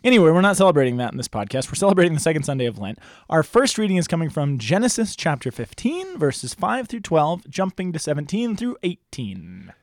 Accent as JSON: {"language": "English", "country": "United States"}